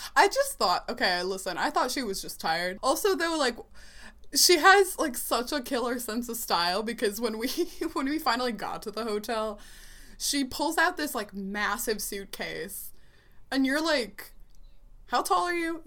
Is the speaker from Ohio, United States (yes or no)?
yes; Columbus, Ohio, United States; I'm from Columbus, Ohio